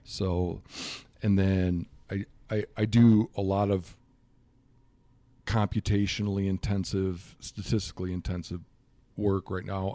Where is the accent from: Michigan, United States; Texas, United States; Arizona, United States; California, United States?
Michigan, United States; moved away as an adult; also born or lived in Montana; now in Miles City, United States; I'm from Michigan originally, and I moved to Montana in nineteen ninety-seven